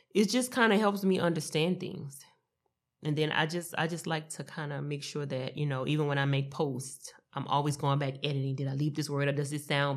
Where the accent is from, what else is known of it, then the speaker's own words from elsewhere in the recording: Louisiana, United States; now in Dallas–Fort Worth, United States; I love my home state